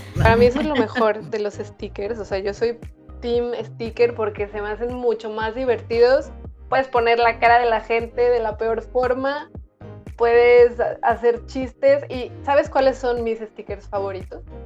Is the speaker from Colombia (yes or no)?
no; Guadalajara, Jalisco, Mexico; moved away as an adult; now in Lleida, Spain; Lito de la Isla y María Centeno, que son de Guadalajara, de donde yo soy